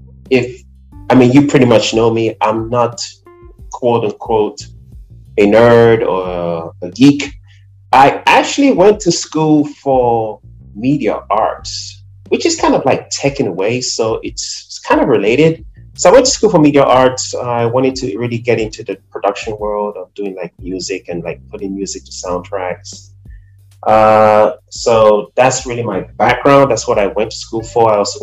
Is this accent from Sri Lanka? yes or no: no; Nigeria; also born or lived in Brooklyn, New York; now in New Jersey, United States; I'm originally from Nigeria. I've been here for quite some time